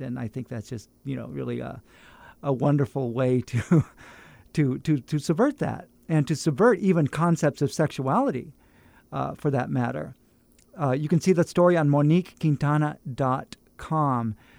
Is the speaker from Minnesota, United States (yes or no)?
no; Fresno, California, United States; moved away as an adult; I, I'm from Fresno